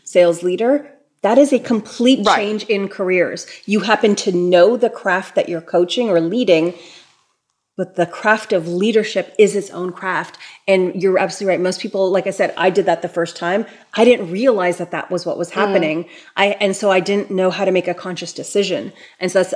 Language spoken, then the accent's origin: English; Toronto, Ontario, Canada; I'm born and raised in Toronto